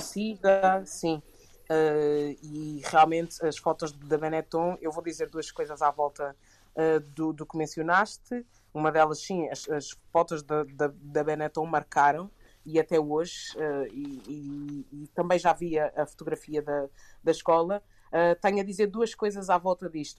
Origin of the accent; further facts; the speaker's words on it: Portugal; crescendo em Portugal